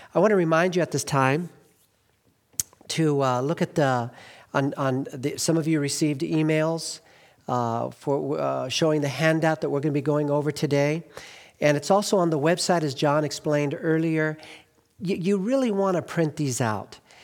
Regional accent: Glendale, California, United States; also born or lived in Northeast US (birth) / Highland Park, Los Angeles; I grew up in Glendale.

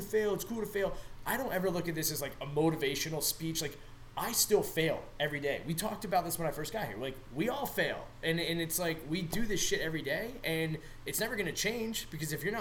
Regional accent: Newport News, Virginia, United States; moved away as an adult; I'm from Southeast Virginia, and, you know, NASCAR is pretty big, like Langley Speedway, big military community. I'm from Newport News

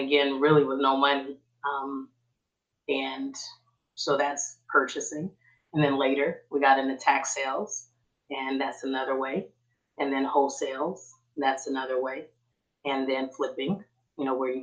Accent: Oakland, California, United States; moved away as an adult; now in Texas, United States; I'm actually born and raised in East Oakland.

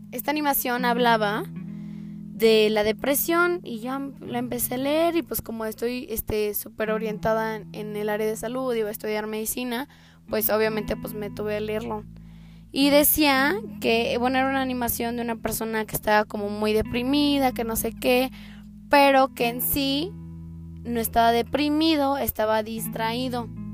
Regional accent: Aguascalientes, Mexico; yo soy de Aguascalientes

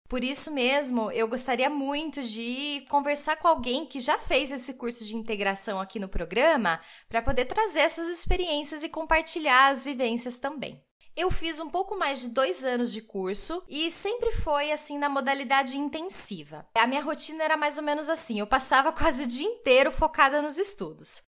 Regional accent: Brazil; first language Portuguese; moved away as an adult; now in Nuremberg, Germany; sou brasileira

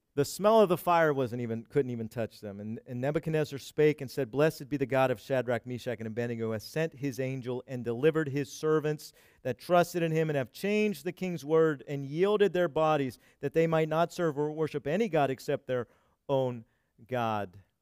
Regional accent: United States; we've had it so comfortable here in America as American Christians.

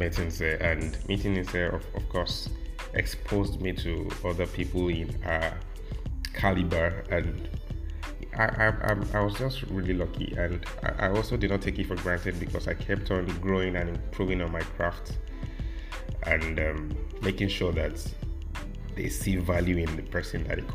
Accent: Ibadan, Oyo, Nigeria; moved away as an adult; also born or lived in Osun State; now in Lagos, Nigeria; I'm still an Ibadan boy. Yeah, you know, funny thing is that I wasn't born in Ibadan. I'm not from Ibadan. My mom, my dad, nobody's from Ibadan, but we just naturalized

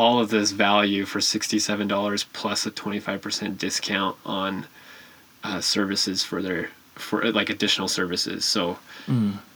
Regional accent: Utah, United States; moved away as an adult; also born or lived in Arizona; Moved back to my home state, Utah.

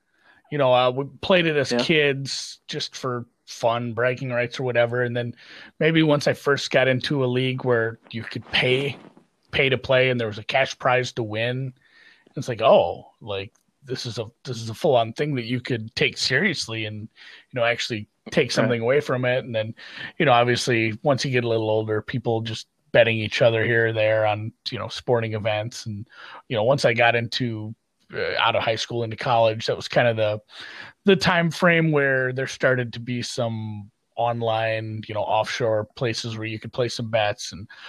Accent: Minnesota, United States; Oh, definitely all Minnesota allegiance. You know, my father loved his Vikings.

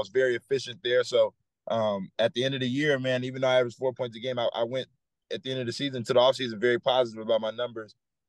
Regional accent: Houston, Texas, United States; I'm from Houston

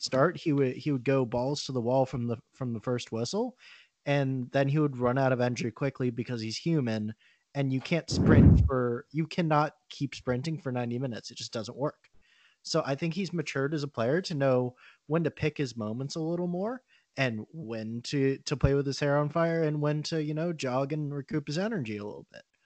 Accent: Orlando, Florida, United States; growing up in Orlando

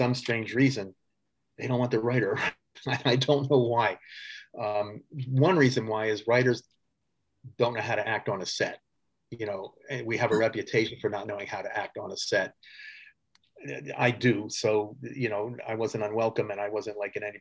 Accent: California, United States; I'm from California

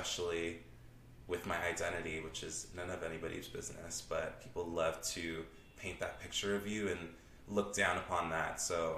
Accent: Toronto, Ontario, Canada; I am from Scarborough. I'm born and raised in Scarborough.

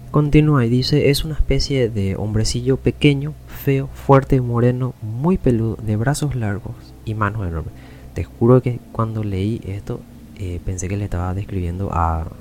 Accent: Paraguay; Así que nosotros como paraguayos conocemos bien realmente cómo es esta mitología.

